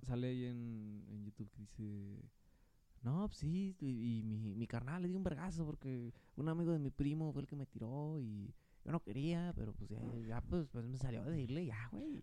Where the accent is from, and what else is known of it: Mexico